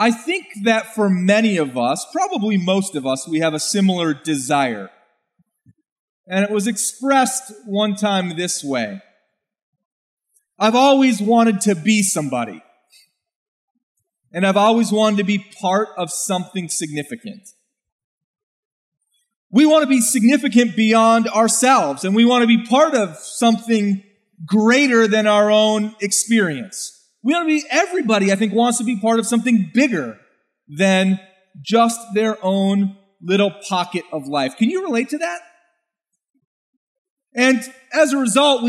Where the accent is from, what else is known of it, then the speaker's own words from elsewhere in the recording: United States; I could describe myself as an American with German heritage